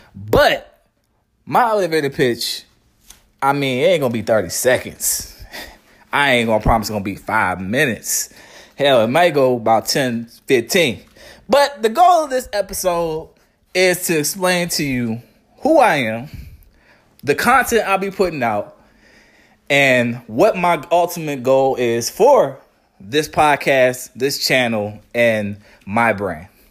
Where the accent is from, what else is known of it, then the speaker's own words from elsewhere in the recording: Charlottesville, Virginia, United States; moved away as an adult; also born or lived in Western Carolina; I'm from Charlottesville, Virginia. I was raised there